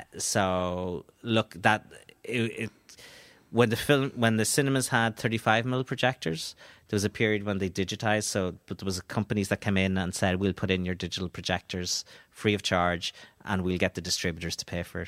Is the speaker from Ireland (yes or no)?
yes; Donegal, Ulster, Ireland; I am from Donegal